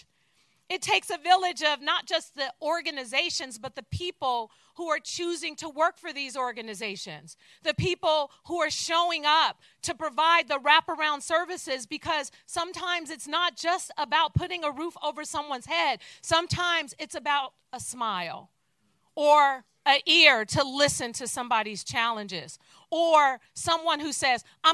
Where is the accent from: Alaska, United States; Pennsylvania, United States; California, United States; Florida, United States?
California, United States; San Francisco; I too was born and raised in San Francisco. And I was born and raised in the Fillmore community